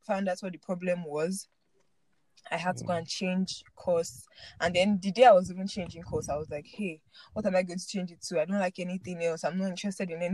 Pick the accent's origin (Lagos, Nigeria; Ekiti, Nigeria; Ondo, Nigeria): Lagos, Nigeria; born or raised there; moved away as an adult; also born or lived in Ibadan